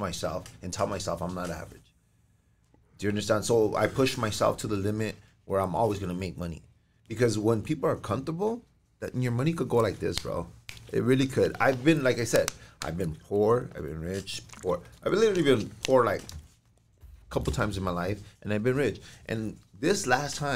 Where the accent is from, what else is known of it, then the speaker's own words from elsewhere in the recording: El Monte, California, United States; a Mexican like me, a normal cat, knowing that I'm from Monte